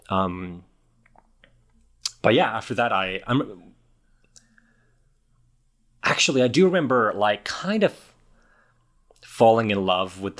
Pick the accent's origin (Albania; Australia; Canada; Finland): Finland; Helsinki, Uusimaa; English is a second language; I'm from